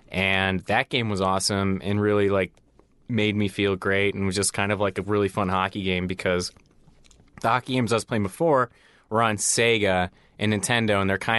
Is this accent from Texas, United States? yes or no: no; Colorado, United States; also born or lived in Chicago; And it was a big deal because when I moved to Colorado, where I'm from, I moved from Chicago, and Colorado at the time didn't have a hockey team.